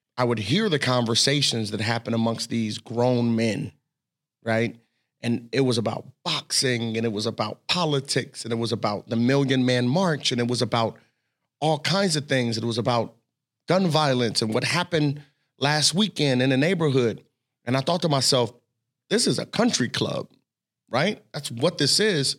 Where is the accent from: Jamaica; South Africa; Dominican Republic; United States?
United States; Cincinnati, Ohio; I grew up in Cincinnati